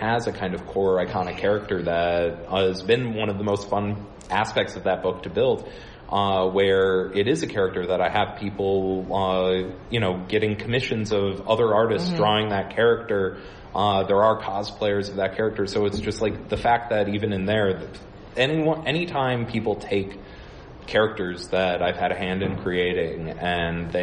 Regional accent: Milwaukee, Wisconsin, United States; moved away; I grew up in Milwaukee, Wisconsin

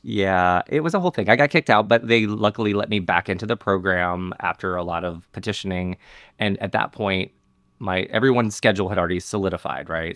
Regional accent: Montgomery, Alabama, United States; I grew up in Montgomery, Alabama

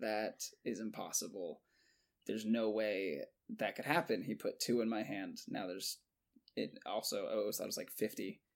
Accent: Jacksonville, Florida, United States; Born and raised and currently still in Jacksonville, Florida

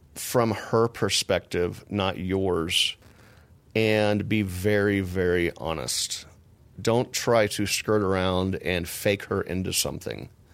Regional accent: Texas, United States; I'm from Texas

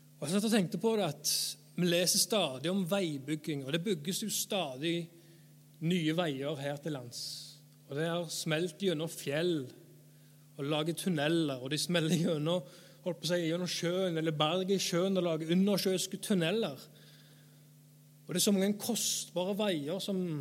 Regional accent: Erfjord, Rogaland, Norway; jeg er forkynner, jeg er fra Erfjord, jeg er 30 år

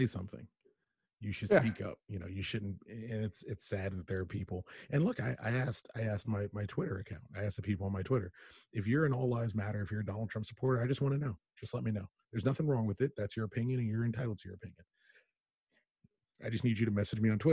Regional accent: United States; I'm born in America

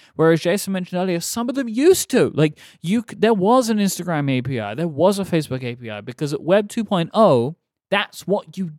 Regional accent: England, United Kingdom; as an English person.

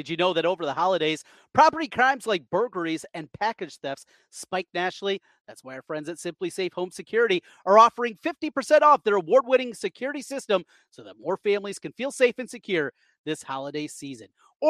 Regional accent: Osage, United States; A lot of people that I grew up with in Osage

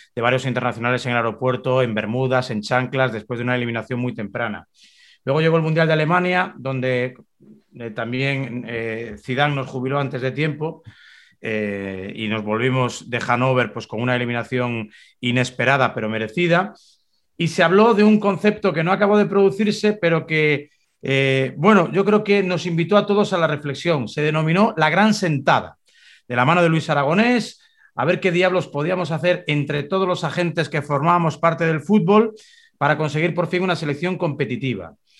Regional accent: Spain; como español

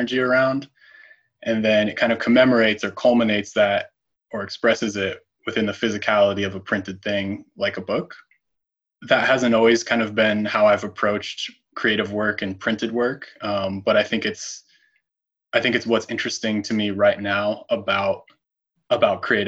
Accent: Colorado, United States; moved away as an adult; now in Portland, United States; I'm originally from Colorado, born and raised there.

